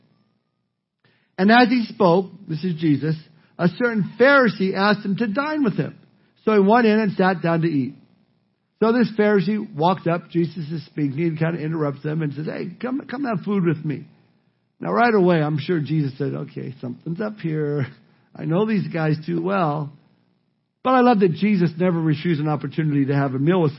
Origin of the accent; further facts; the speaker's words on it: Southern California, United States; Growing up in Southern California and spending my summers at the beach